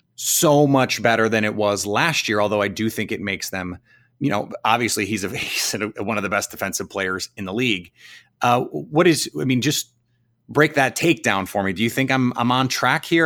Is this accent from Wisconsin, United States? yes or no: yes; Milwaukee, Wisconsin, United States; growing up in Milwaukee